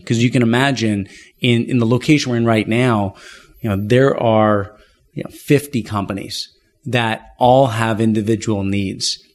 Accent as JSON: {"language": "English", "town": "Ottawa", "region": "Ontario", "country": "Canada", "tie": "born or raised there", "moved": "as an adult", "lives_now": "Toronto, Canada", "said": "I was born and raised in Ottawa, Canada, nation's capital."}